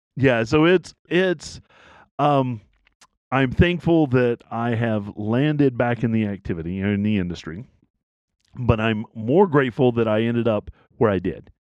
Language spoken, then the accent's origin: English; East Tennessee, United States; I grew up in East Tennessee